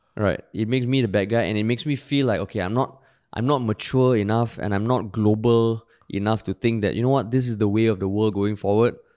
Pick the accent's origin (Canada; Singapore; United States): Singapore; growing up in Singapore